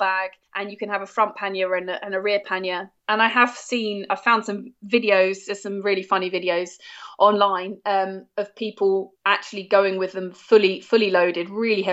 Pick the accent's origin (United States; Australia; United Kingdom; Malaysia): United Kingdom; as a British citizen